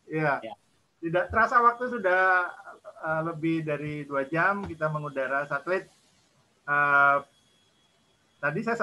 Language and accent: Indonesian; Karangasem, Bali, Indonesia; saya dari jadi, Karangasem.